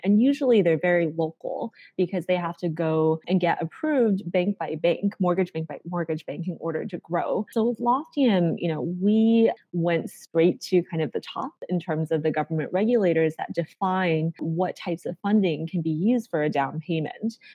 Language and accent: English; Carmel, Indiana, United States; moved away as an adult; also born or lived in China / Massachusetts / Bay Area; now in San Francisco, United States; We moved to Indiana, of all places, when we moved to the US. And so I grew up there before going to Harvard for undergrad.